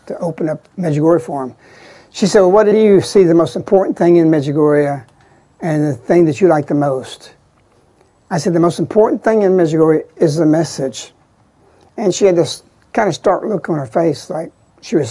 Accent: Birmingham, Alabama, United States; I'm from Birmingham

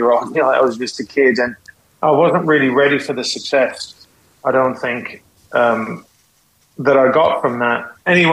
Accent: West Midlands, United Kingdom; moved away as an adult; also born or lived in California; now in United States; I was raised in the UK. I would say I was raised in Mordor

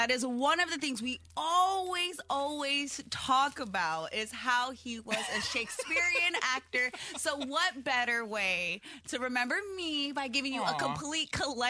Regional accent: Hawaii, United States; moved away; I am Hawaiian, and I'm from Hawaii.

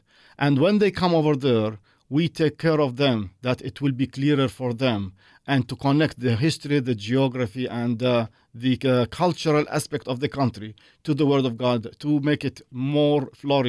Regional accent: Jerusalem, Jerusalem District, Israel; I was born in Jerusalem, the old city. I was raised in the old city. I got married in Jerusalem in Israel, and I have my two sons over there as well.

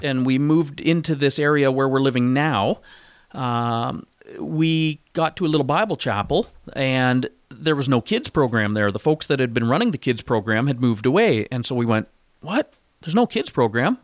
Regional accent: Southwestern Ontario, Canada; also born or lived in West Coast; we grew up in Ontario, uh, without a dad.

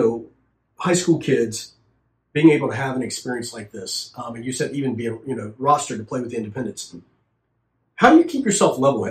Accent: Richmond, Virginia, United States; now in Charlotte, United States; I grew up in Richmond.

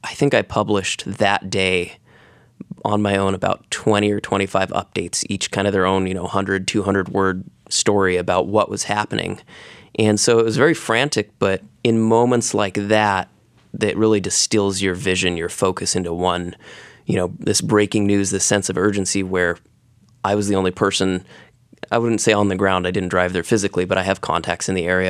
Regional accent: Gales Creek, Oregon, United States; I grew up in the Gales Creek community

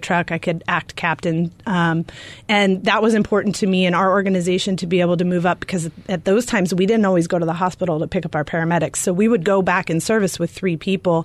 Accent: California, United States; also born or lived in Arizona; now in Glendale, United States; I grew up in California, so I gave myself a year to get hired here, or I was going to move back to California.

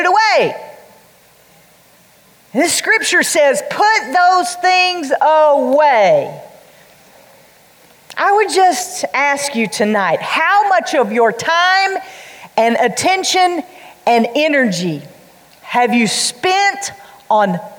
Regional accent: the Bible Belt, the South, United States; We grew up in the Bible Belt

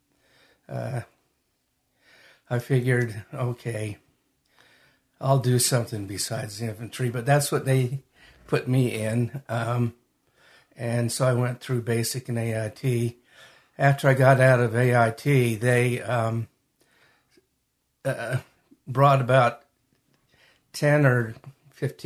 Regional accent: Magna, Utah, United States; also born or lived in Salt Lake City, Utah / Hunter, Utah; I was born in Salt Lake. Raised in Magna and lived most of my adult life in Hunter. So I'm from this area

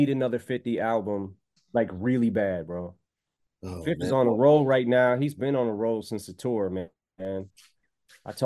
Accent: Detroit, Michigan, United States; also born or lived in Missouri; growing up in Detroit

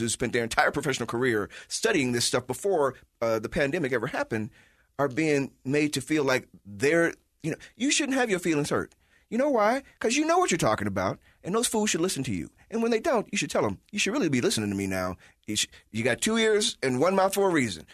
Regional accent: Chicago, Illinois, United States; now in Salt Lake City, United States; I'm from Chicago

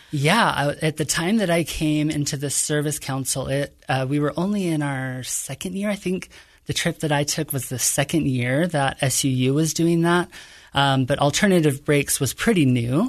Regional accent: Kearns, Utah, United States; I grew up in a modest home in Kearns, Utah

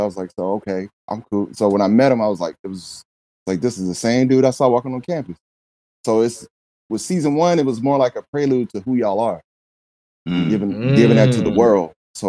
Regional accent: South Carolina, United States; I'm from South Carolina.

